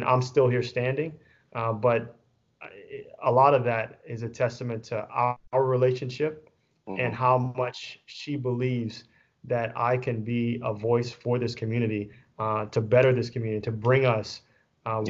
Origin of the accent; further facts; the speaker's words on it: Louisiana, United States; also born or lived in Texas; now in Pearland, United States; I'm coming from Louisiana